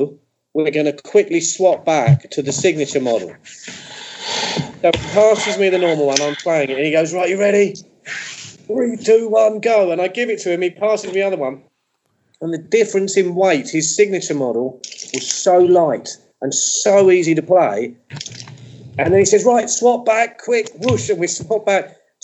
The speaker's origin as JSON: {"language": "English", "region": "England", "country": "United Kingdom", "said": "being English"}